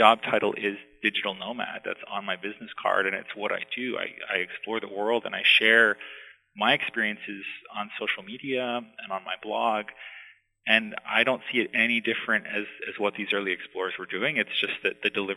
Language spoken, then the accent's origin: English; Ohio, United States; moved away; I grew up in the Midwest in Ohio and never thought I would ever leave the state